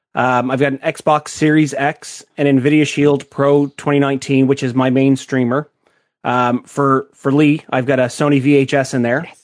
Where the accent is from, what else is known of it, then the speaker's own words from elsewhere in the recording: Canada; I am Canadian